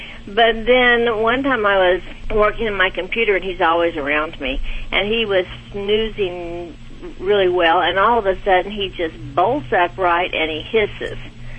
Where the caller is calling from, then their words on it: Bentonville, Arkansas, United States; I'm calling from Bentonville, Arkansas.